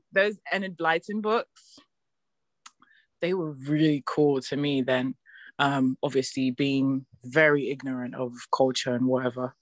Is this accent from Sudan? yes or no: no; Nigeria; moved away as an adult; now in London, United Kingdom; living on and growing up in Nigeria